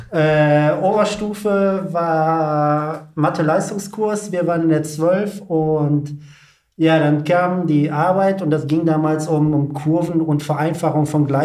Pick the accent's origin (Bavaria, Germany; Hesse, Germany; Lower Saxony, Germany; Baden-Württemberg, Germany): Lower Saxony, Germany; Wilhelmshaven; Ich komme aus Wilhelmshaven.